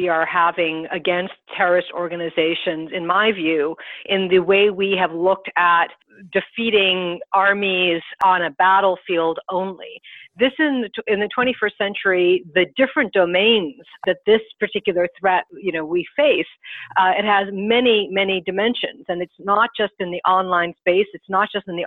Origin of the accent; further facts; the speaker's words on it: United States; I'm an American